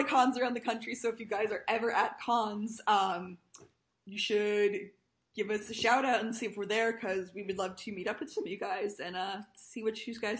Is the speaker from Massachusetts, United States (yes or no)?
no; New York, United States; I am not Jewish, but I grew up in New York